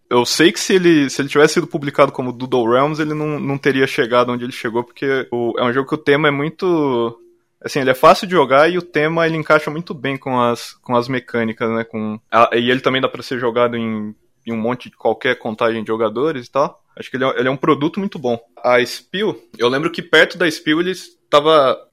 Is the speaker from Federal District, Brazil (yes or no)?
no; Cascavel, Paraná, Brazil; moved away as an adult; also born or lived in Curitiba; eu sou de Cascavel, do Paraná